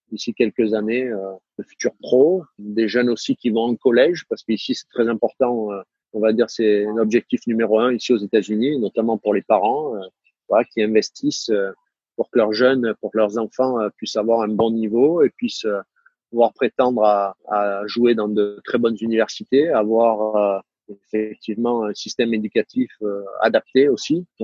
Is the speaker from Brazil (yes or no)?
no; Saint-Cyr, France; accent: southern French; quand je reviens à Saint-Cyr, euh, rapidement, je retrouve mon accent, mon accent du Sud.